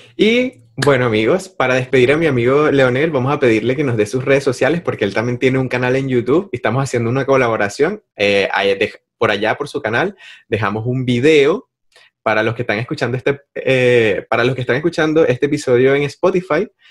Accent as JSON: {"language": "Spanish", "town": "Maracay", "region": "Aragua", "country": "Venezuela", "moved": "yes", "lives_now": "Chile", "said": "allá en Maracay, de donde yo soy"}